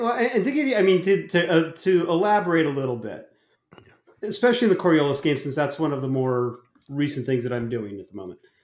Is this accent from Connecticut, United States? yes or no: no; Arizona, United States; moved away; also born or lived in New Jersey; I grew up in Arizona